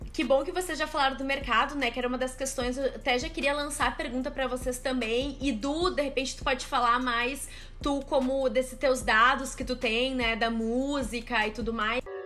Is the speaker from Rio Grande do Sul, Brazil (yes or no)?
yes; Porto Alegre, Rio Grande do Sul, Brazil; also born or lived in São Leopoldo; eu sou de São Leopoldo, mas eu passei minha vida inteira em Porto Alegre praticamente